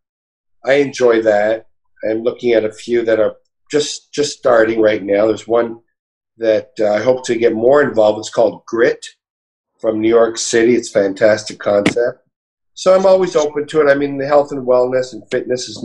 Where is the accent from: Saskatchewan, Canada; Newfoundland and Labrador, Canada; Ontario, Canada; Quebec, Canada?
Quebec, Canada; Montreal; moved away; also born or lived in Toronto, Canada; I'm Canadian. I was born in Montreal